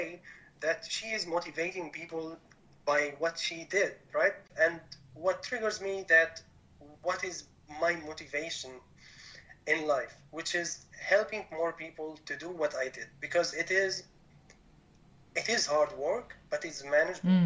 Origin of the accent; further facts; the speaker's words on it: Damascus, Damascus Governorate, Syria; moved away as an adult; also born or lived in Mannheim, Germany; now in Germany; I was born and raised in Damascus, Syria, so far from Germany where I'm now.